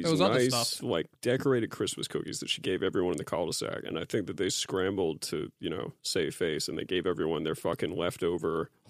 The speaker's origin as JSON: {"language": "English", "country": "United States", "tie": "born or raised there", "said": "I grew up in American suburbia."}